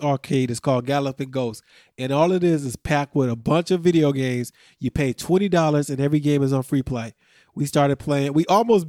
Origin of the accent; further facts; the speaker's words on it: Montgomery, Illinois, United States; we're from Montgomery, but we work in Naperville